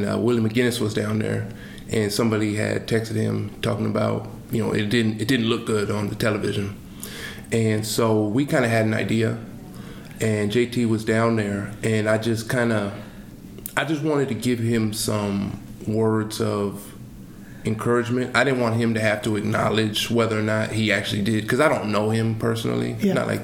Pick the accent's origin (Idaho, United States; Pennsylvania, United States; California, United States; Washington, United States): Washington, United States; Seattle; I'm from Seattle